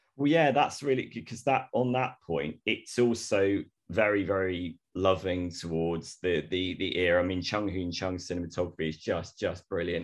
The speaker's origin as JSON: {"language": "English", "town": "Torquay", "region": "South West England", "country": "United Kingdom", "also_born_or_lived": "Bristol", "moved": "yes", "said": "I'm a West Country boy, I'm from Devon originally"}